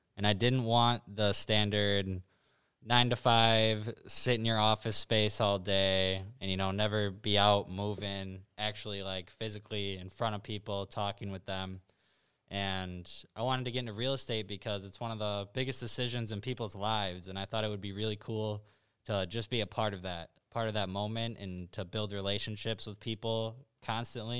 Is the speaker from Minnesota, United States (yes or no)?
no; Appleton, Wisconsin, United States; moved away as an adult; now in Madison, United States; I'm from Appleton, Wisconsin. I've lived in Madison for 2 years